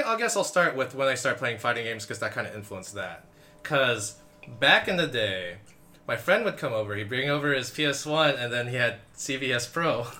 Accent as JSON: {"language": "English", "country": "Philippines", "said": "I am Filipino. I did take the word Laban from Tagalog"}